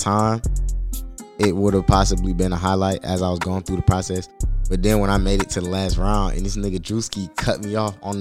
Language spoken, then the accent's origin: English; Atlanta, Georgia, United States; also born or lived in Smyrna, Georgia / South Fulton County, Georgia; I'm from Atlanta